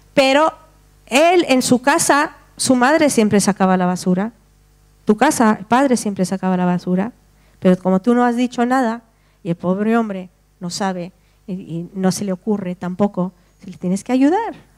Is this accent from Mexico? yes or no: no; Spain